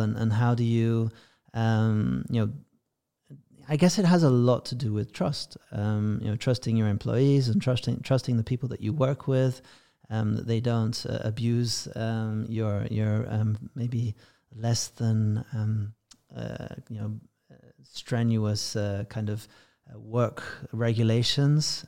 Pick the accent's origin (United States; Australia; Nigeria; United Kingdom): United Kingdom; England; being English